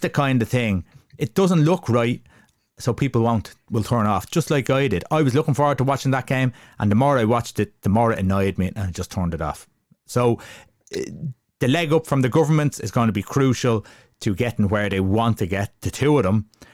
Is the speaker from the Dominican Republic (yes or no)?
no; Ireland; we're all Irish